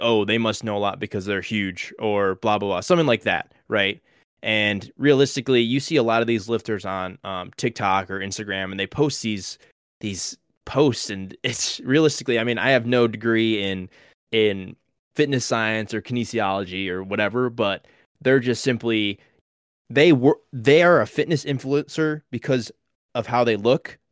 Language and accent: English; Illinois, United States; I was born in Illinois, born and raised